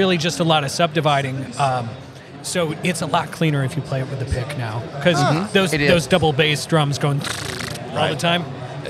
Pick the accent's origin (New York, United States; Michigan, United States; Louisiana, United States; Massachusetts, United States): Massachusetts, United States; Growing up in Massachusetts, Extreme was a huge...